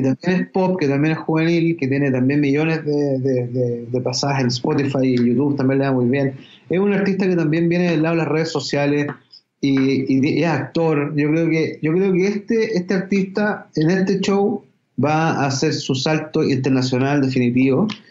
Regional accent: Chile; dentro del ADN nuestro como chilenos y latinoamericanos

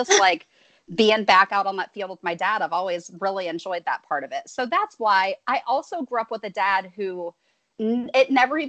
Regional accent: Marion, Ohio, United States; now in Atlanta, United States; I moved to Atlanta from Ohio, from Central Ohio, Marion representing here, home of the Popcorn Festival and one of the worst presidents in American history, Warren G. Harding. But I moved down here in 2005.

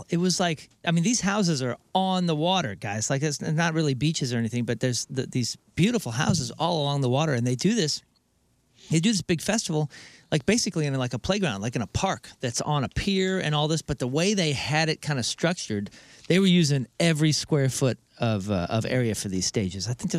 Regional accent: Missouri, United States; I'm from Missouri

